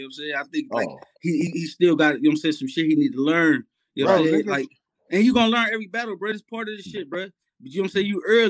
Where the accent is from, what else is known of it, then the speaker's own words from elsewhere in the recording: Cleveland, Ohio, United States; I'm from Cleveland